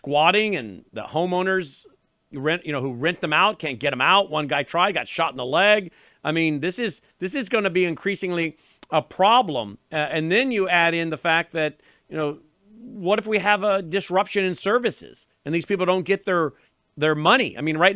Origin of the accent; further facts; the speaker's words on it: Northern Virginia, United States; I grew up and lived in the Northern Virginia area